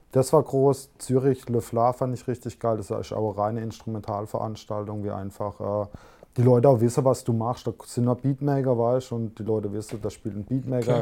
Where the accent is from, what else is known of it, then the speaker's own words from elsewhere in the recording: Helmlingen, Baden-Württemberg, Germany; Ich komme halt aus dem Kaff, so, aus Helmlinger